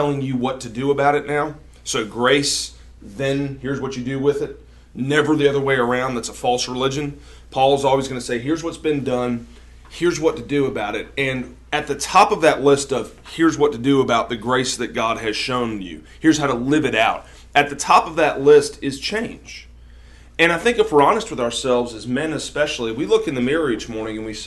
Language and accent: English; Greenville, South Carolina, United States; moved away as an adult; now in Jackson, United States; I grew up in South Carolina